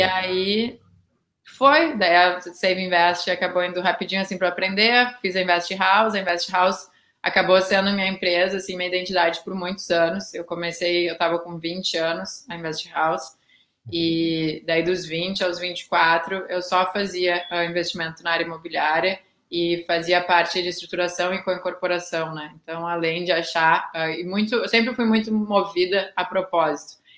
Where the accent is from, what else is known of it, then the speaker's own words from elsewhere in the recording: Porto Alegre, Rio Grande do Sul, Brazil; moved away as an adult; also born or lived in Pelotas; eu realmente sou gaúcha, eu morei, eu nasci em Pelotas, mas nunca cheguei a morar lá, uh, morei a vida inteira em Porto Alegre